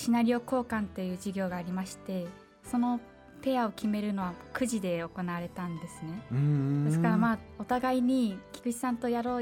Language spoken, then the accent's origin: Japanese; Utsunomiya, Tochigi, Japan; 私はまあ地元が宇都宮なんですけれども